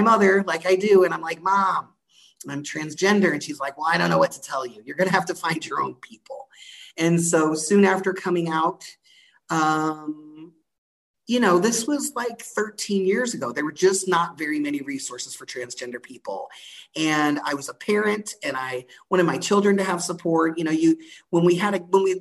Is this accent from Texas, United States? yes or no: yes; Galveston, Texas, United States; I was born in Galveston, Texas